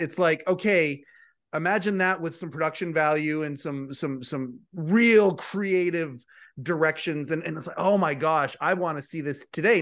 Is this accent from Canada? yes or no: yes; Canada; I'm a Canadian